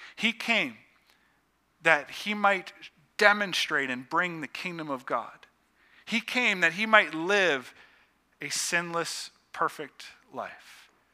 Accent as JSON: {"language": "English", "town": "Youngstown", "region": "Ohio", "country": "United States", "tie": "born or raised there", "said": "I grew up just outside of Youngstown, Ohio"}